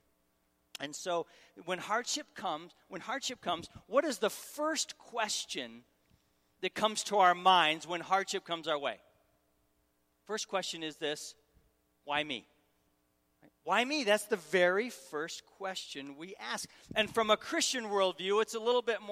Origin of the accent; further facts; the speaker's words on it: Syracuse, New York, United States; moved away as an adult; also born or lived in Raleigh, North Carolina; I'm from Syracuse, Syracuse, New York